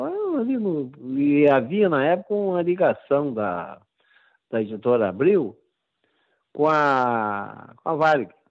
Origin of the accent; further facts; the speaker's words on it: São Paulo, Brazil; Era sou paulista e tinha uma avó carioca que eu passava as férias no Rio.